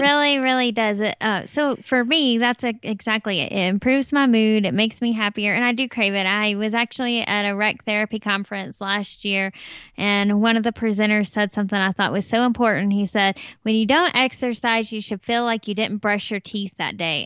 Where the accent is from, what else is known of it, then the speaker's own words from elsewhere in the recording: Tennessee, United States; now in Colorado, United States; I'm from Tennessee, and we have really hot, humid summers